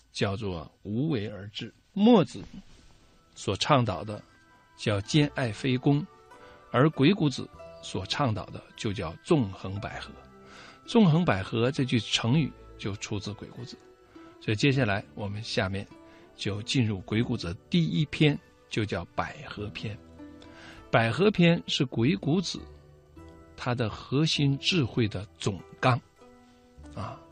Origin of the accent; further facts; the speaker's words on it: China; 联合国的真正创始人是我们中国人